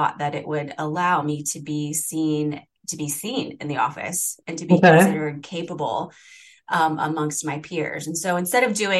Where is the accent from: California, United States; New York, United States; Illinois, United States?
Illinois, United States; moved away as an adult; now in Seattle, United States; my home state of Illinois